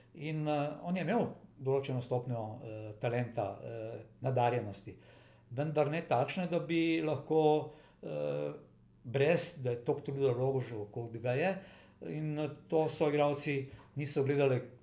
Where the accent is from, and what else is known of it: Slovenia